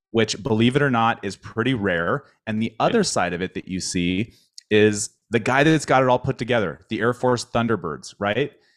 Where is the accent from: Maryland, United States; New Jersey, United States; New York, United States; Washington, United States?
Washington, United States; Spokane; moved away; my hometown so i grew up in spokane